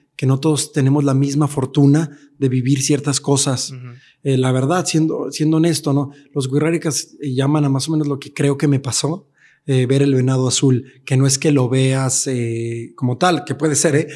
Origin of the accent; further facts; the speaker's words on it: Mexico; now in Mexico City, Mexico; como mexicanos